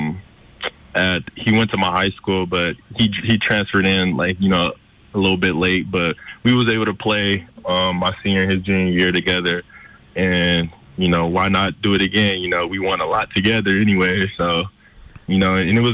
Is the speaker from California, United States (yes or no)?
yes; San Francisco, California, United States; I decided to go back to San Francisco City College, you know, play back in my hometown